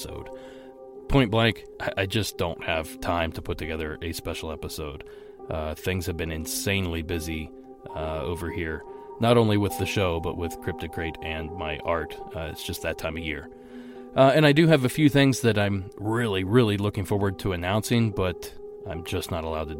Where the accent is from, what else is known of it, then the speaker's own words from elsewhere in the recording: Ohio, United States; my home state of Ohio